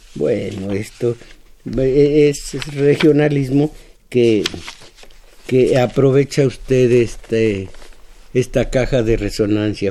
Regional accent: Mexico

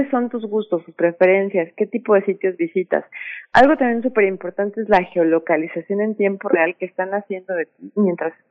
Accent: Mexico; o como ciudadanos mexicanos tendríamos que, aún estamos adhiriendo a su política

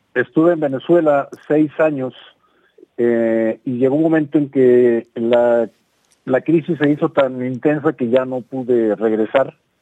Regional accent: Mexico; also born or lived in Guadalajara, Jalisco; ya estando acá nuevamente en mi país

